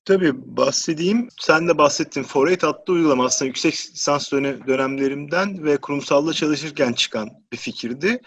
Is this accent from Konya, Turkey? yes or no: no; Istanbul, Turkey; ben İstanbul doğumluyum.